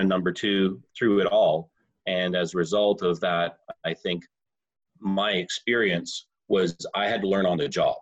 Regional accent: Southern Alberta, Canada; the little town where I grew up in Southern Alberta.

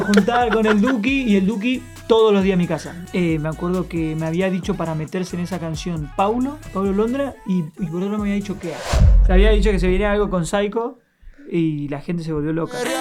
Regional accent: Argentina; yo soy un artista argentino

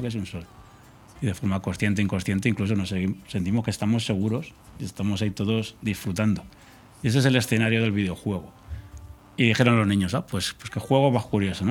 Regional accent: La Rioja, Spain; yo soy riojano

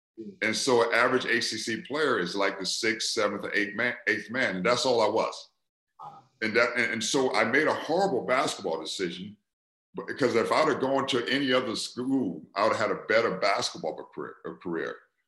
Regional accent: South Carolina, United States; moved away as an adult; also born or lived in Maryland; My goal at the time was to come back to South Carolina, my hometown, to be a mayor.

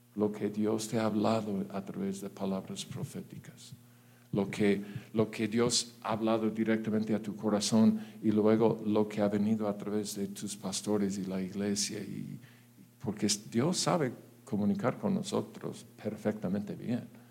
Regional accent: United States; Spanish is a second language; now in Mexico; yo soy gringo

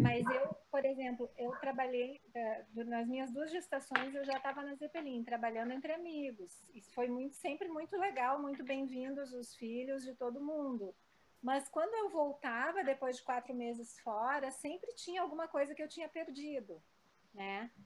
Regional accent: Porto Alegre, Rio Grande do Sul, Brazil; nasci em Porto Alegre, também sou muito metropolitana.

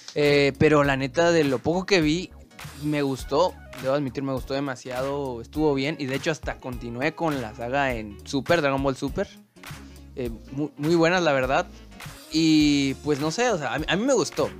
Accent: Mexico; Yo le digo como mexicano

